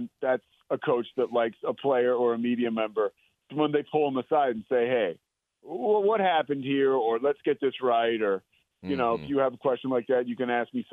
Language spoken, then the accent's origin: English; Villanova, Pennsylvania, United States; also born or lived in Richmond, Virginia; now in Waco, United States; I'm a guy from the Northeast. I went to college at the University of Richmond, but a Villanova guy. I grew up in the shadow of the university